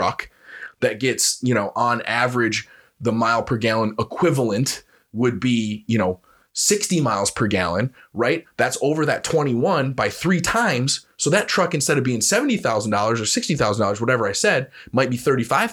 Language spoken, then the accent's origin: English; United States; We as the American people